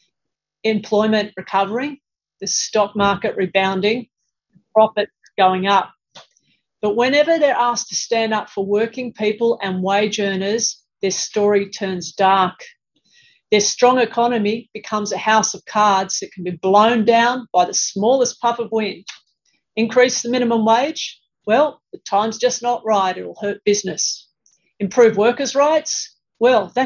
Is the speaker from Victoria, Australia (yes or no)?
no; Sydney, New South Wales, Australia; my hometown of Sydney